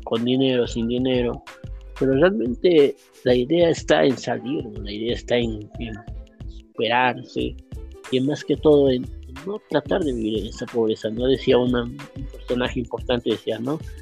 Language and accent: Spanish; Uruguay; now in Bolivia; yo soy de, de Uruguay, he nacido allá, pero estoy aquí en Bolivia bastante tiempo, ¿no? Bastantes años